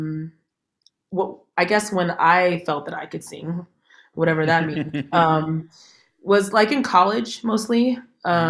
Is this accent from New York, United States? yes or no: no; San Jose, California, United States; I'm from San Jose, California